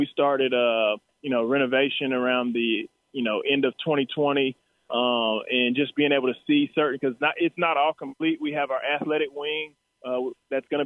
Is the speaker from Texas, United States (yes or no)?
yes; Texas, United States; I was here from Texas